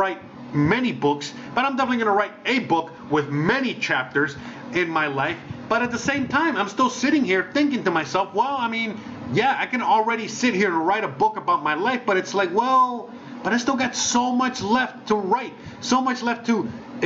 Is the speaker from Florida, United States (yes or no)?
yes; Miami, Florida, United States; first language Spanish; English is a second language; moved away as an adult; also born or lived in Seattle / California / Las Vegas / Los Angeles; now in Mexico; I was born in the U.S., but I was born in Miami